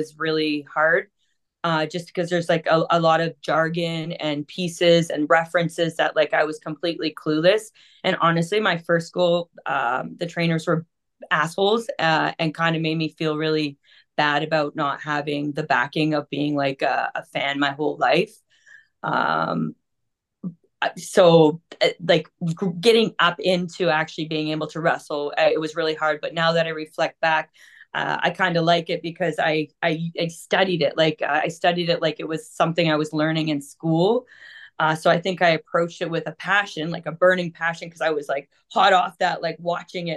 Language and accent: English; Toronto, Ontario, Canada; we're from Toronto